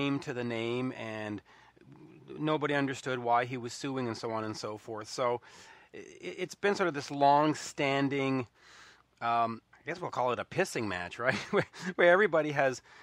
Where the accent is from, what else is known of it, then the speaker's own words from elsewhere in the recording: Canada; I'm Canadian.